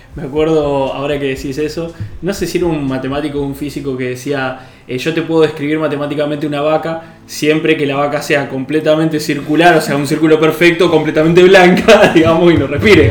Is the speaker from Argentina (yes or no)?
yes; Argentina; somos 45 millones de argentinos